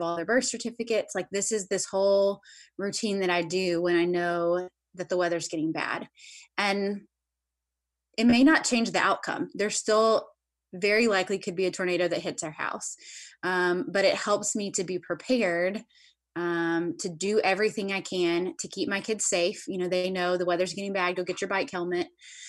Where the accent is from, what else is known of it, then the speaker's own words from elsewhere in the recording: the South, United States; I grew up in the South. I grew up in a Christian family